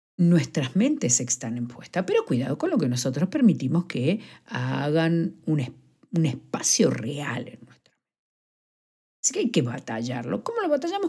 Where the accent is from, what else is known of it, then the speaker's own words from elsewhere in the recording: Argentina; now in Madrid, Spain; soy argentina